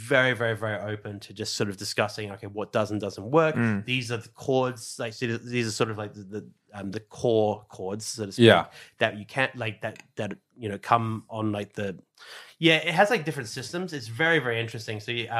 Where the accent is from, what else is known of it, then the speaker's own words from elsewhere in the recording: Australia; And so even though I am Australian, I want to make sure that when it comes to Japan's instruments, it's the exact same approach.